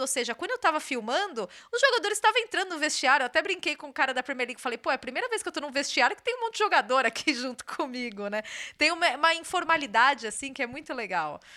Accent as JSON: {"language": "Portuguese", "country": "Brazil", "tie": "born or raised there", "moved": "as an adult", "lives_now": "England, United Kingdom", "said": "passei minha vida inteira no Brasil"}